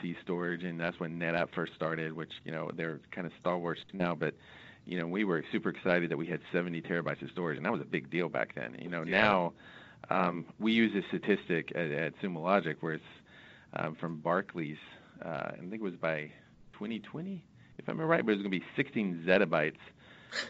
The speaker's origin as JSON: {"language": "English", "region": "Southeast", "country": "United States", "said": "I'm from the Southeast"}